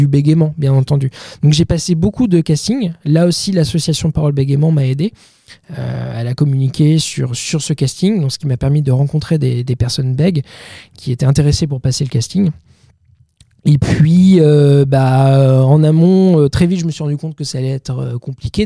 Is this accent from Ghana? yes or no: no; Bayeux, Normandy, France; moved away as an adult; now in Paris, France; je suis originaire de Normandie, Bayeux, dans le Calvados. après mon bac, je suis venu sur Paris